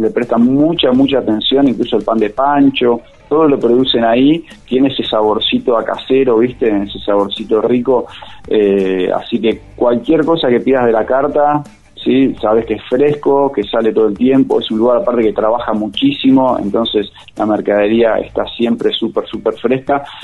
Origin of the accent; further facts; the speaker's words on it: Buenos Aires, Argentina; now in Merlo, Argentina; yo soy de Buenos Aires, hace seis años que vivo acá